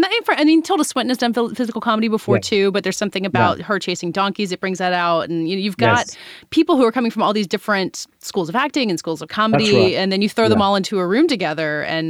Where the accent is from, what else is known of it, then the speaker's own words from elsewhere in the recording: United States; As an American